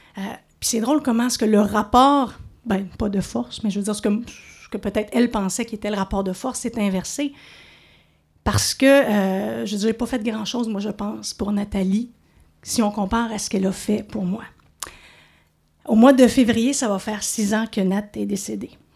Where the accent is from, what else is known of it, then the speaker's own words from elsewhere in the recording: Montreal, Quebec, Canada; moved away as an adult; now in Outaouais, Canada; Je suis de Montréal, mais maintenant, ça compte plus. Je suis de l'Outaouais. Après 15 ans ici